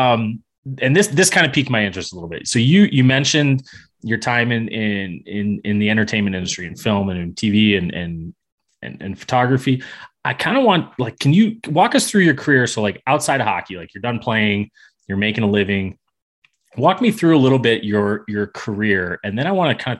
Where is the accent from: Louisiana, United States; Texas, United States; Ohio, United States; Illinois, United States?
Illinois, United States; Chicago; So I grew up in Chicago also. North of the city there.